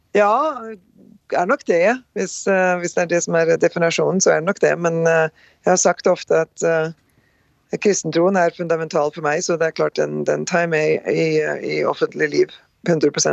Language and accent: Norwegian; Rjukan and Skien, Telemark, Norway; moved away as an adult; now in North Dakota, United States; Født og oppvokst på Rjukan og Skien, eh, Norge